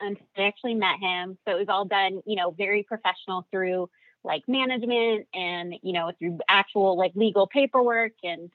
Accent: Los Angeles, California, United States; also born or lived in Orange County, California; I grew up in Los Angeles

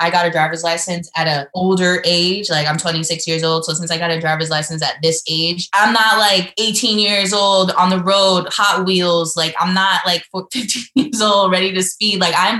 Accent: New York, United States; moved away as an adult; now in North Carolina, United States; I'm from New York, but I currently live, you know, in North Carolina

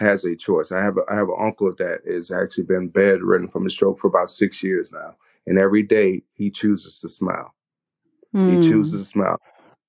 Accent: the South, United States; moved away; I'm from the South, and so that traditional eating, the fried foods, the greens

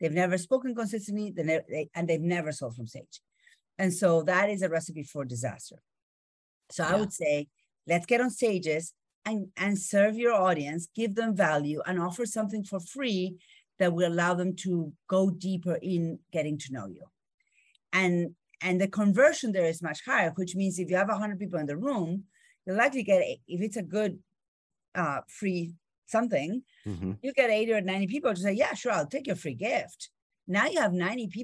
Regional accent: Argentina; English is a second language; moved away; I grew up in Argentina

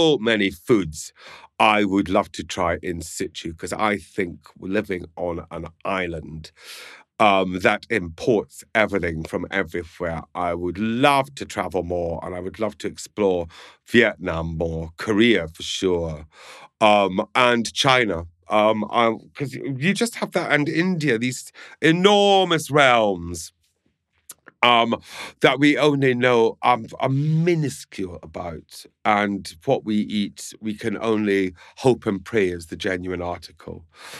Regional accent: Scotland, United Kingdom; I'm Scottish, so I'm just going to say yes.

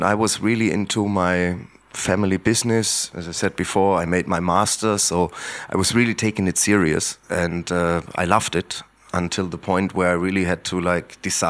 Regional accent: Heringen, Hesse, Germany; English is a second language; I'm coming from Heringen, which is a very small village, 180 kilometers north of Frankfurt. And it was very close to the former German border, just 300 meters away, basically. So it was a really, really remote area.

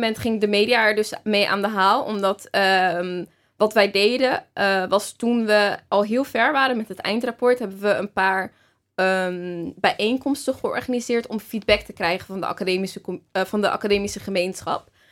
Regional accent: Rotterdam, South Holland, Netherlands; moved away as an adult; also born or lived in Amsterdam; ik kom natuurlijk uit Rotterdam

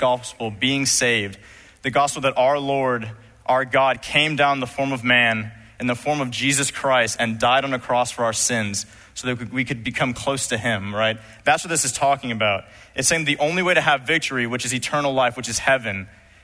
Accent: Los Angeles, California, United States; I was growing up in Los Angeles, California.

